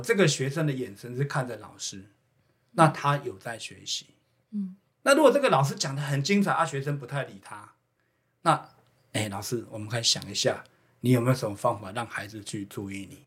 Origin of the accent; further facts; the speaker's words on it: Houtong mining area, New Taipei, Taiwan; 我自己本身小时候就是在侯同矿区侯同。长大的